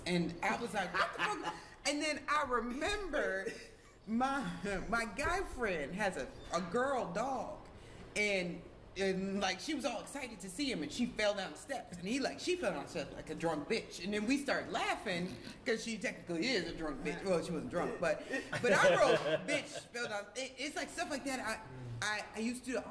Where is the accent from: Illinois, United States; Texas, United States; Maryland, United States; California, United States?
Illinois, United States; North Shore; I grew up in the North Shore